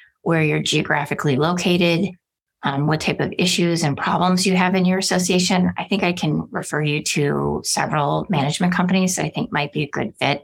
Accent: Wisconsin, United States; now in Arizona, United States; I'm from Wisconsin

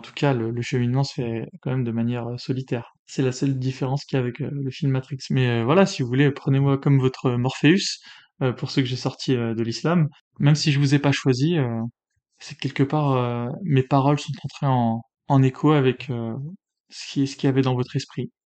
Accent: France; je suis né en France, patrie des Lumières

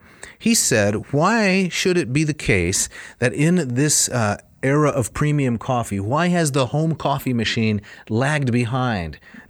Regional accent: Michigan, United States

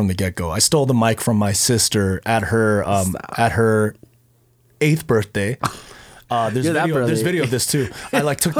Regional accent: Anchorage, Alaska, United States; moved away as an adult; now in Las Vegas, United States; I'm born and raised in Anchorage, Alaska.

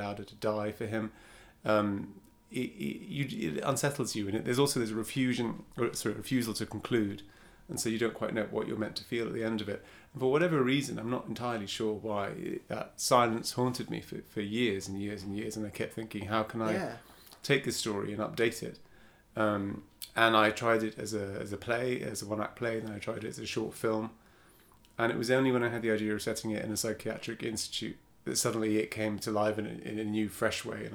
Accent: Cyprus; I grew up in Cyprus

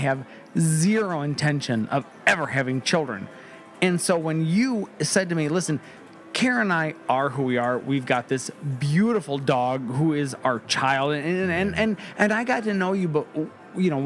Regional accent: Midwest, United States; moved away; we come from the Midwest

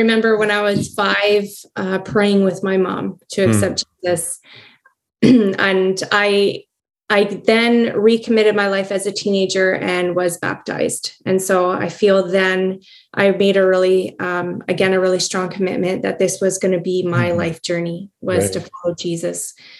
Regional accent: Grand Forks, North Dakota, United States; that was a huge amount of my memories growing up in Grand Forks was centered around the church and the community there.

